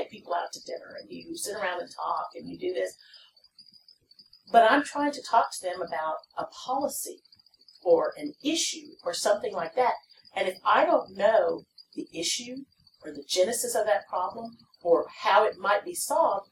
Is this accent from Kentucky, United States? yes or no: no; Palacios, Texas, United States; moved away as an adult; also born or lived in Austin, Texas; my dorm was almost as large as my hometown